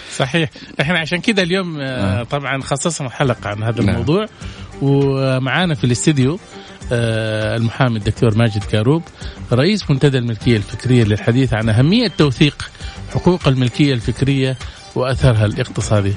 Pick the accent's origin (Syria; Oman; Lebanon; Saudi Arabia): Saudi Arabia; احنا عندنا في السعوديه